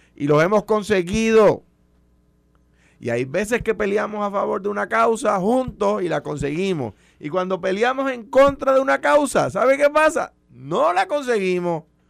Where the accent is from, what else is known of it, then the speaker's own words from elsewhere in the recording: Puerto Rico; Yo soy un puertorriqueño con ciudadanía americana. No soy un americano que nació en Puerto Rico